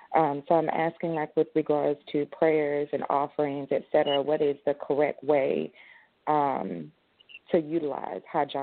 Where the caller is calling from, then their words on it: Atlanta, Georgia, United States; I am calling from Atlanta, Georgia.